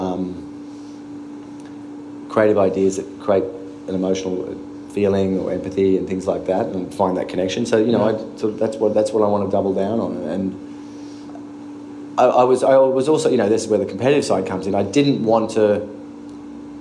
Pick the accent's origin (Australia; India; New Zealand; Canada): Australia; moved away as an adult; now in New York, United States; being Australian